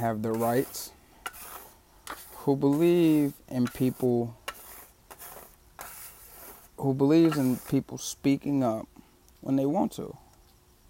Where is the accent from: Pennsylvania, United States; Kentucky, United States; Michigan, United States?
Michigan, United States; Detroit; now in Los Angeles, United States; I grew up in Detroit